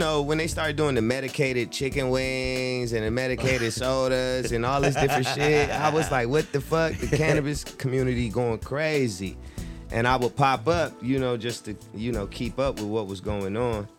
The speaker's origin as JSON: {"language": "English", "town": "Las Vegas", "region": "Nevada", "country": "United States", "tie": "born or raised there", "also_born_or_lived": "Flint, Michigan", "said": "Yeah. And I was pretty much raised in Vegas. That's where I spent most of my years."}